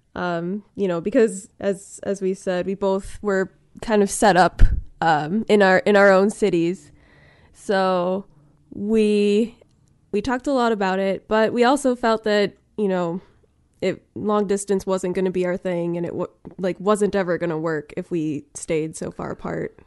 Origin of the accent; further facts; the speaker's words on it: Milwaukee, Wisconsin, United States; I'm from the Milwaukee area